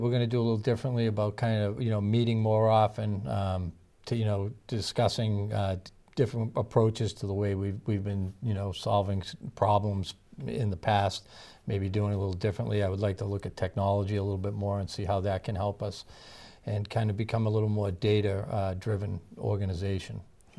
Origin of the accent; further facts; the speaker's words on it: Belmont, Massachusetts, United States; Townfield certainly played a big part in my life growing up in Belmont.